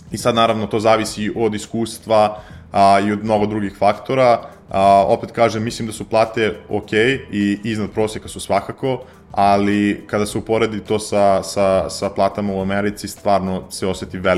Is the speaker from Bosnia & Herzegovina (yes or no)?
no; Serbia; pošto sam iz Srbije